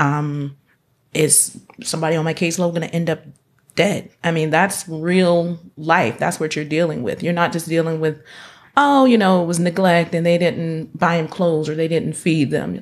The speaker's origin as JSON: {"language": "English", "region": "North Carolina", "country": "United States", "also_born_or_lived": "Washington, D.C.", "moved": "as an adult", "said": "I'm originally from North Carolina"}